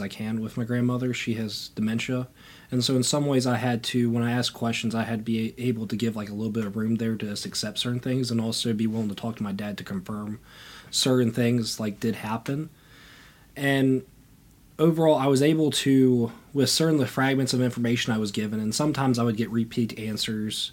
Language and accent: English; Grottoes, Virginia, United States; also born or lived in Danville, Virginia; I come from Grotto's, Virginia, a small town next to Harrisonburg, Virginia